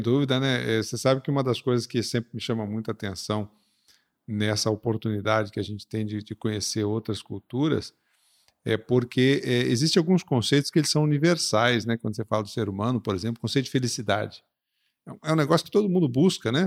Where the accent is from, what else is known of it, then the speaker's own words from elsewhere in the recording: Curitiba, Paraná, Brazil; moved away; also born or lived in Recife; Eu, eu Nasci em Recife e fui pra Curitiba com cinco, seis anos.